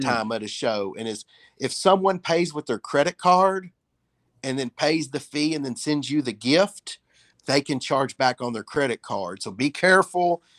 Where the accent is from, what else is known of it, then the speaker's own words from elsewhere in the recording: Huntingdon, Tennessee, United States; moved away; I was selling cards when I was twelve years old at the flea market there in Huntingdon